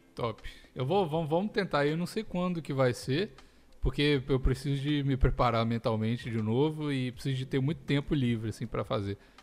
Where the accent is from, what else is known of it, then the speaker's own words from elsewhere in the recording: Minas Gerais, Brazil; moved away; eu como mineiro Mas... de carteirinha